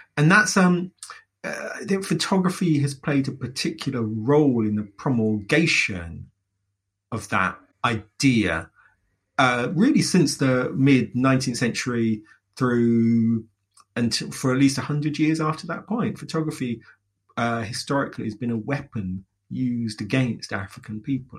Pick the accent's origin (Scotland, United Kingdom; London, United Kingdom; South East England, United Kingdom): London, United Kingdom; my own experiences growing up in London